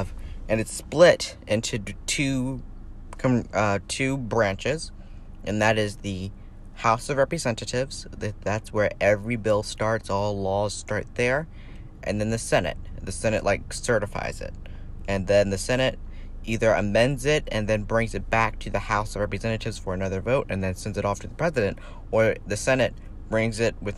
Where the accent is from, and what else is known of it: United States